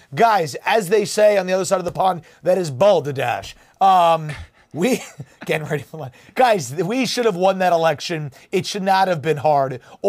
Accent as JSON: {"language": "English", "region": "New Jersey", "country": "United States", "said": "Hey, I'm from New Jersey. But our governor is a disgrace."}